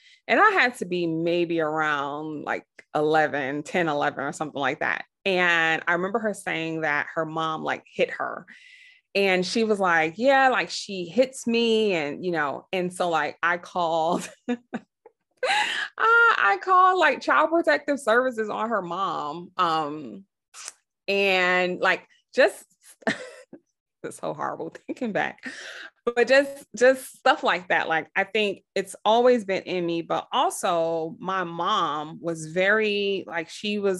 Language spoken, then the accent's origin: English; New York City, New York, United States; I grew up, I'm from Brooklyn, New York in the 80s.